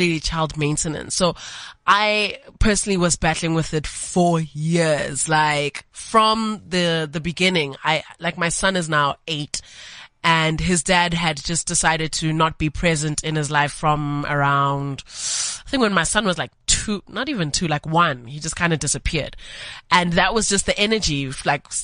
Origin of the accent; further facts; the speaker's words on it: Johannesburg, Gauteng, South Africa; born and raised in Johannesburg, just like me.